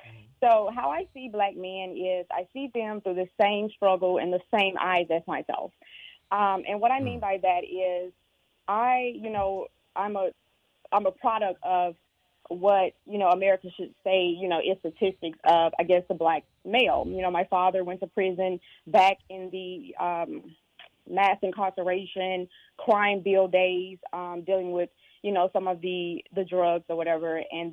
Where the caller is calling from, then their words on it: Raleigh, North Carolina, United States; I'm calling from North Carolina.